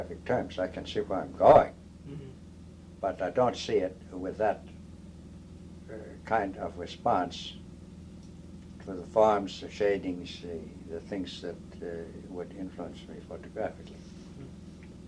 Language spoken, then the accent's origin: English; Massachusetts, United States; I come from Massachusetts.